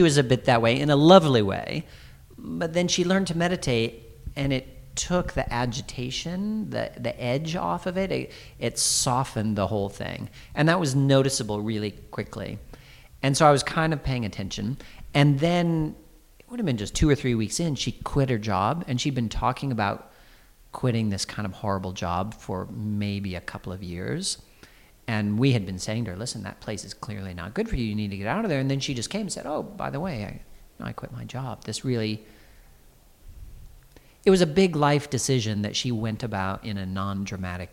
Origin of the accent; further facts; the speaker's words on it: Iowa, United States; now in London, United Kingdom; I was born and grew up in Iowa, in the Midwest of America